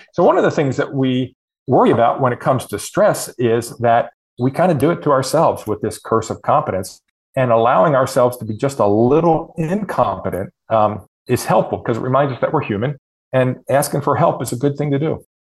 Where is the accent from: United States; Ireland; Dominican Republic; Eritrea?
United States; Harford County, Maryland; now in Indiana, United States; I grew up in Harford County